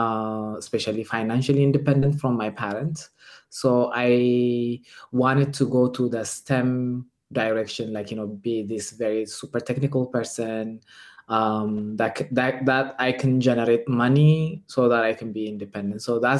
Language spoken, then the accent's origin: English; Ethiopia; moved away as an adult; now in Austria; when you are born and raised in Ethiopia, I'm originally from Ethiopia.